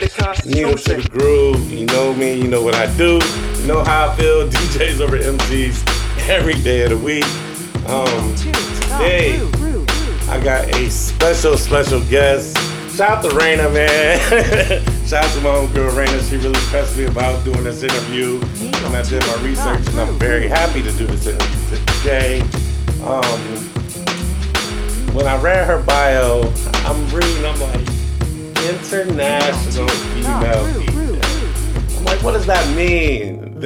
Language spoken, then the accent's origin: English; Newark, Ohio, United States; I'm from Newark, Ohio.